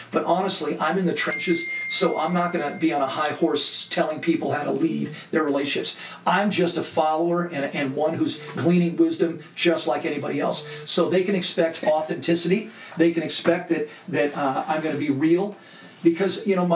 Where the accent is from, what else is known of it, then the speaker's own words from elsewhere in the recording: Laguna Beach, California, United States; I grew up in Laguna Beach, an art colony